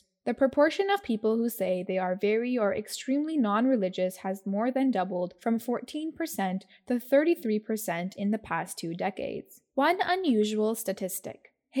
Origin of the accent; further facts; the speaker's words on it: United Kingdom; This trend is something I have witnessed myself growing up in Britain.